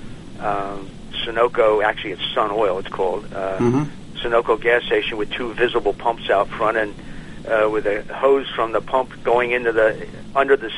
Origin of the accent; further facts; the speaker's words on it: Royersford, Pennsylvania, United States; I'm from Royersford, born and raised here, always been in this area